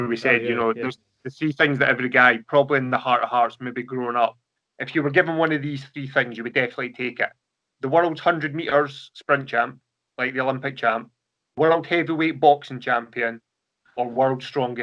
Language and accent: English; Scotland, United Kingdom; I'm Scottish. I just don't have the genes. I'm a 6'2", white Scottish guy.